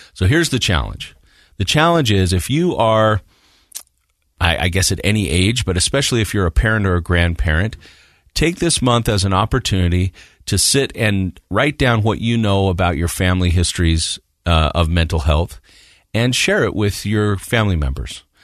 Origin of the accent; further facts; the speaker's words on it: Morgan, United States; I grew up in Morgan